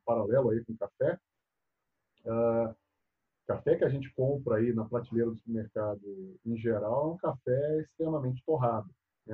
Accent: Bahia, Brazil; moved away as an adult; also born or lived in São Carlos, São Paulo; eu saí lá da Bahia. Né? Eu, eu, vim estudar em São Paulo, fiz faculdade aqui em São Paulo, no interior, em São Carlos.

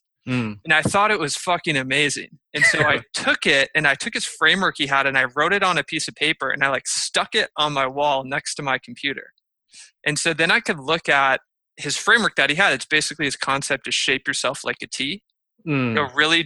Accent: Michigan, United States; now in San Diego, United States; I grew up in Michigan

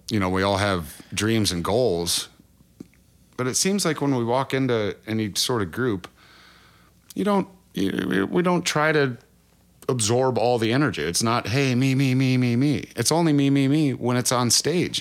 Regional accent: Cresco, Iowa, United States; moved away as an adult; now in Oklahoma, United States; I'm originally born in, uh, Cresco, Iowa, which is just about as far northeast Iowa as you can get

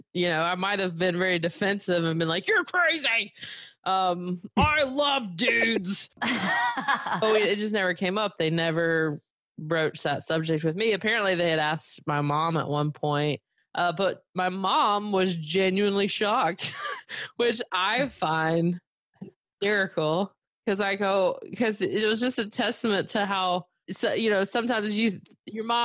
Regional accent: Belmont, North Carolina, United States; moved away as an adult; now in Los Angeles, United States; I never feel out of place in my hometown because, I'm fifth generation Belmont, which is where I'm from

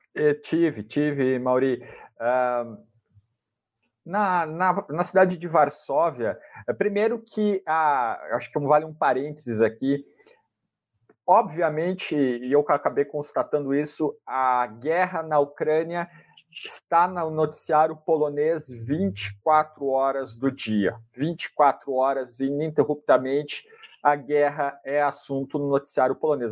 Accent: Brazil; sou jornalista, sou brasileiro, não falo nada de ucraniano

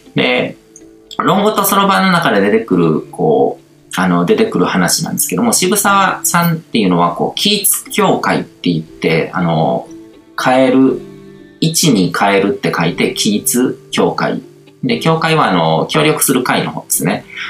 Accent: Japan; 日本に生まれて育ってる

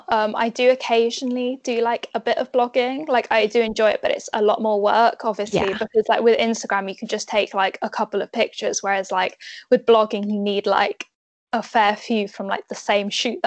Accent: Northamptonshire, East Midlands, United Kingdom; moved away as an adult; also born or lived in Reading; now in Cheltenham, United Kingdom; I'm originally from Northamptonshire, so like Midlands area. Then I moved to Reading for uni

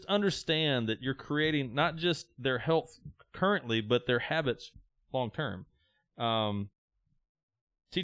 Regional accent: the South, United States; I was raised in the South

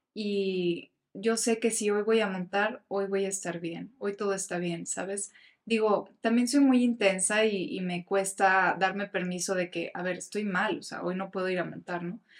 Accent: Mexico; me encantaría representar a mi país

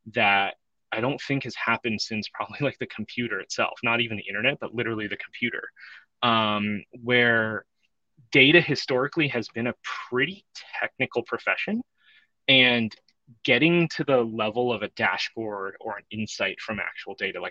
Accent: Bay Area, California, United States; I grew up in the Bay Area, longtime 49er fan

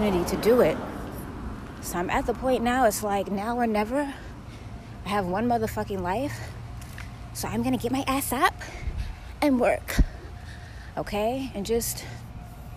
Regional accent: Florida, United States; I'm from Florida. I'm from a very tropical area.

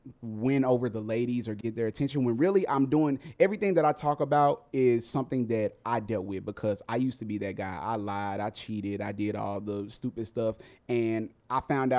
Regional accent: Mississippi, United States; I'm from Mississippi. I'm from the South. So we were raised a little different down there.

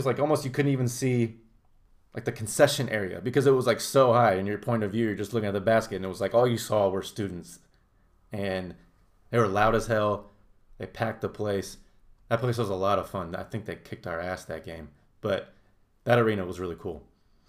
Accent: Indianapolis, Indiana, United States; Most overrated is Minnesota, but I'm coming from Indianapolis bias.

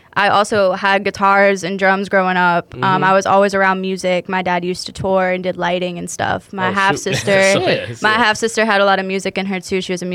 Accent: Greensboro, North Carolina, United States; moved away; the area where I grew up in Greensboro, North Carolina.

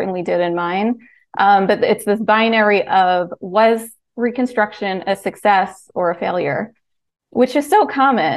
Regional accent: Pennsylvania, United States; my home state, Pennsylvania

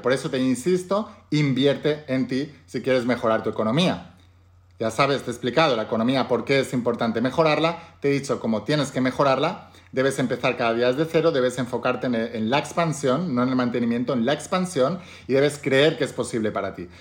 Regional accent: Spain; en España, por ejemplo, que es de donde yo soy

